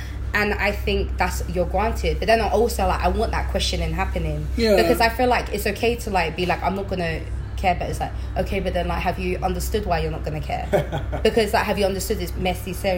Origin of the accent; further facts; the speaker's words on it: London, United Kingdom; I'm the low income rich area person. I'm from Holborn.